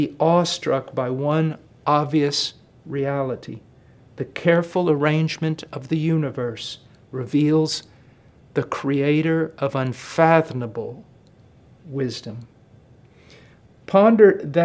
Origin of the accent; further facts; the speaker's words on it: Illinois, United States; I was born in Illinois on a farm